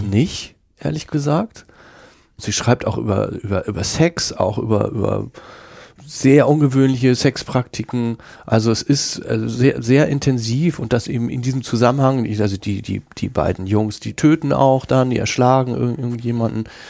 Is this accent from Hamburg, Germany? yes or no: yes; Hamburg, Germany; accent: Hamburger; ich habe so einen Hamburger Akzent